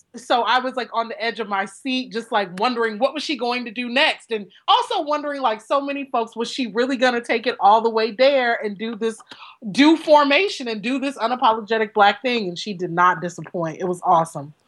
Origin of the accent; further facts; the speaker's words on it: northern Louisiana, United States; moved away; I am from Louisiana